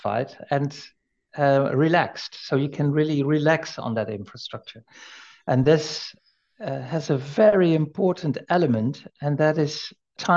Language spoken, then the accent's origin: English; Netherlands; we Dutch